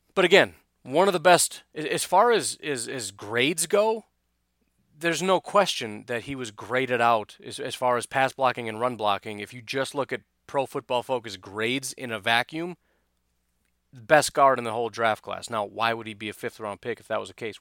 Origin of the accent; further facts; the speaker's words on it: Illinois, United States; I remember growing up in Illinois